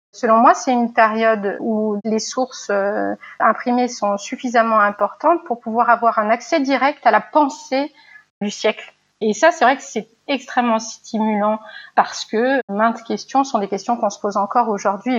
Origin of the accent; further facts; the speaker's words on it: Lyon, Auvergne-Rhône-Alpes, France; moved away as an adult; also born or lived in Genoa, Italy / Paris; now in Toulouse, France; je suis lyonnaise. Je suis lyonnaise.